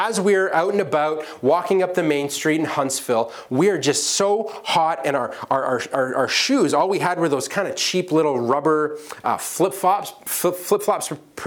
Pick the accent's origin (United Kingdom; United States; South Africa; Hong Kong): United Kingdom; England; accent: English; my English accent